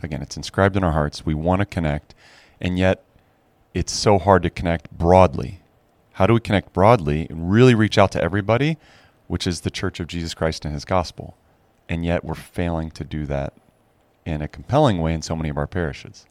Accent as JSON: {"language": "English", "town": "Arcola", "region": "Illinois", "country": "United States", "tie": "born or raised there", "also_born_or_lived": "France", "moved": "as an adult", "lives_now": "Chicago, United States", "said": "I'm the fifth generation to have lived in Arcola"}